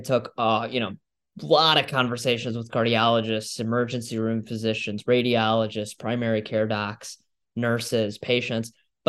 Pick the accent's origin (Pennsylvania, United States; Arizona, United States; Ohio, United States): Ohio, United States; Mason; Yeah, no, I grew up in Mason, Ohio, suburb of Cincinnati, Ohio.